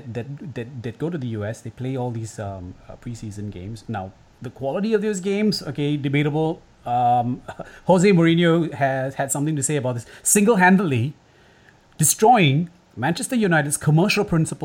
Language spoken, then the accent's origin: English; Singapore; I'm not English, right? I'm in Singapore. I'm Singaporean.